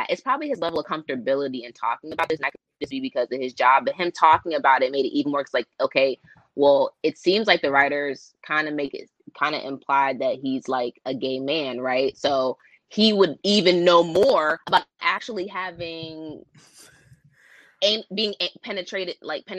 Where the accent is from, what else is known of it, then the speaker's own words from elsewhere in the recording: East Coast, United States; I'm from the East Coast